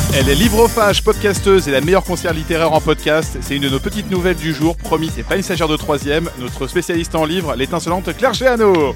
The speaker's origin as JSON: {"language": "French", "town": "Paris", "region": "Île-de-France", "country": "France", "tie": "born or raised there"}